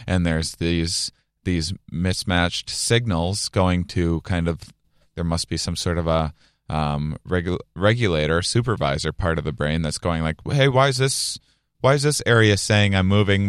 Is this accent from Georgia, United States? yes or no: no; a little town outside of La Crosse, Wisconsin, United States; my hometown, a little, little town outside of La Crosse, Wisconsin, on the border of Minnesota and Iowa